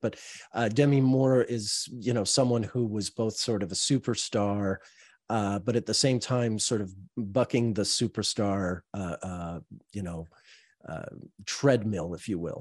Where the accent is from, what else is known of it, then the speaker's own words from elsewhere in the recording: Montreal, Quebec, Canada; I'm from Montreal